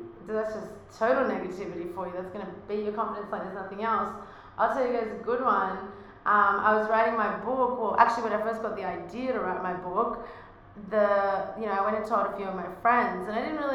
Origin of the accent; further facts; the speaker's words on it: Australia; accent: Australian; now in United States; with my Australian accent in America